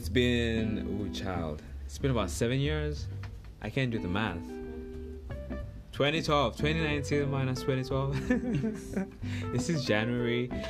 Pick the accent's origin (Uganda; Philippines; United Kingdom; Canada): Uganda; now in United States; we are actually all from Uganda, but... And we're living in America